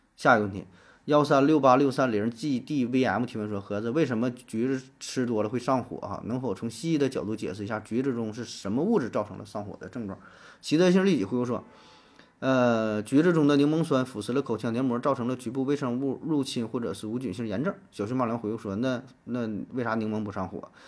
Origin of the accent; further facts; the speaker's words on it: China; 我们中国人